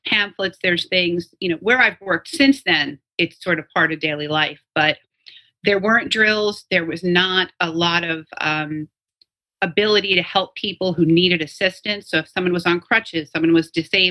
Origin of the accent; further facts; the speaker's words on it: New York, United States; all of us, especially born and raised in New York